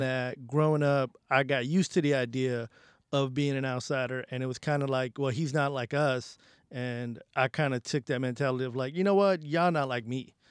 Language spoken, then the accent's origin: English; New York City, New York, United States; also born or lived in Bangladesh; i grew up in the bronx